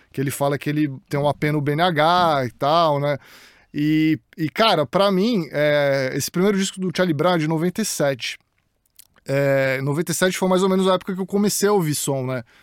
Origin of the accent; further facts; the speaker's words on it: Santos, São Paulo, Brazil; moved away as an adult; also born or lived in United States; eu cresci no Jaú, em Santos